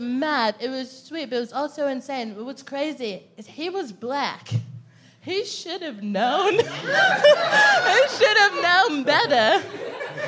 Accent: Texas, United States; moved away; I'm from Texas.

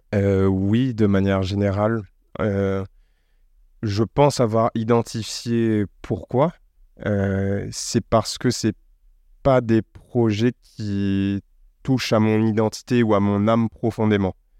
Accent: Réunion; now in Paris, France; je suis né sur une île près de l'Afrique. Je suis français, européen

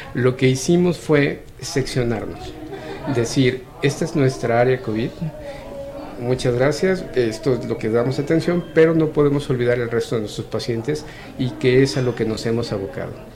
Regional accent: Mexico; nosotros como mexicanos

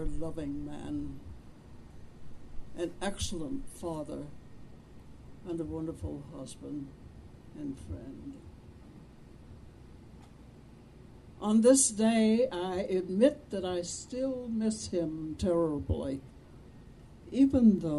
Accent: Vicksburg, Mississippi, United States; I was born in Vicksburg

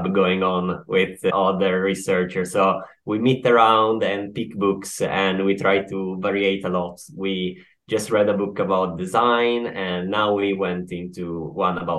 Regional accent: Turin, Piedmont, Italy; now in Sweden; I'm from Turin.

